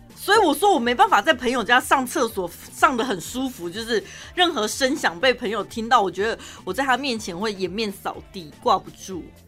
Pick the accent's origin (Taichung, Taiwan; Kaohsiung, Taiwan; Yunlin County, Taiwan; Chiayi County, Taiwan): Taichung, Taiwan; accent: Taichung accent; 我们的台中腔